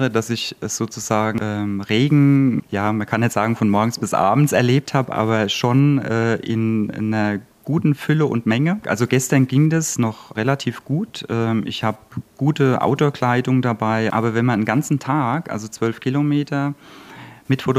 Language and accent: German; Mannheim, Baden-Württemberg, Germany; also born or lived in Palatinate Forest; bin aus Mannheim, geboren im Pfälzerwald. Also ich komme auch aus einer Waldregion, auch aus dem Mittelgebirge.